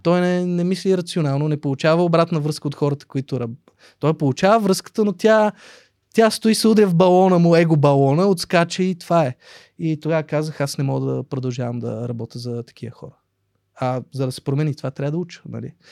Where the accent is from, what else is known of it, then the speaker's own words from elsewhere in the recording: Sofia, Sofia City, Bulgaria; also born or lived in Russia; аз съм израснал в Борово. Борово беше по, в моето детство крайен квартал